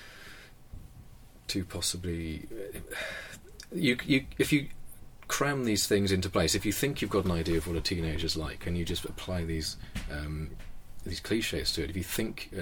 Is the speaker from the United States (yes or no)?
no; Wales, United Kingdom; I'm Welsh, and that's a very important part of my decision-making as I've grown up, is to go back and live where I grew up and to work there